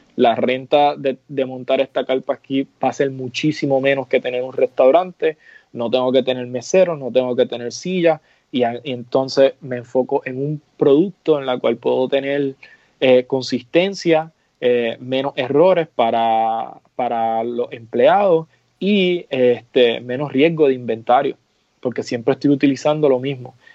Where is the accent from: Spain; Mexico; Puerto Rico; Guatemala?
Puerto Rico; moved away as an adult; now in New York, United States; yo soy puertorriqueño, pero soy como una generación nueva de, New Yorkers, este, porque ya llevo casi 10 años establecido allá